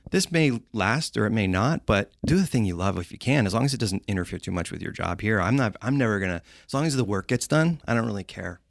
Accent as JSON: {"language": "English", "town": "Londonderry", "region": "New Hampshire", "country": "United States", "tie": "born or raised there", "moved": "yes", "lives_now": "Los Angeles, United States", "said": "I grew up in Londonderry, New Hampshire."}